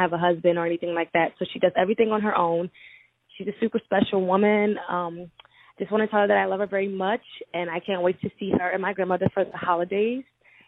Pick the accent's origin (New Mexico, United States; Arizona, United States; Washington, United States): Arizona, United States; Tucson; I'm from Tucson, Arizona, and I'm listening to my 92.9.